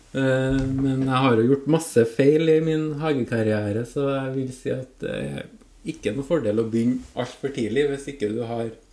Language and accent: Norwegian; Orkanger, Trøndelag, Norway; jeg kommer fra Orkanger